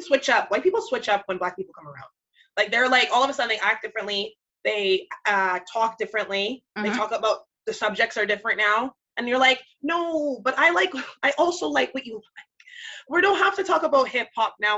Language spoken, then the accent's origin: English; Jamaica; I'm Jamaican